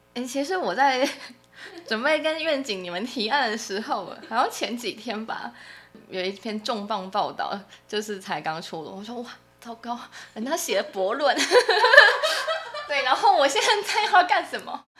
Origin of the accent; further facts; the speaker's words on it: Taiwan; 我们作为台湾人